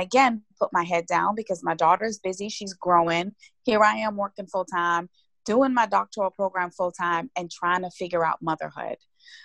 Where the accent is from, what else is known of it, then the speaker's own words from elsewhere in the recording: Guyana; moved away; as a little girl, growing up in Guyana, I grew up being the last of 10 children